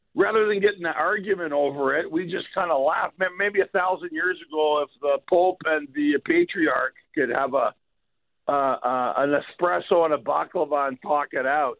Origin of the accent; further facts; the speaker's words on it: Montreal, Quebec, Canada; moved away; originally from Montreal